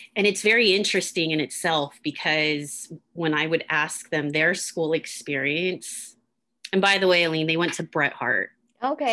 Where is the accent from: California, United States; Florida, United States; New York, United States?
California, United States; Oakland; I was born and raised in Oakland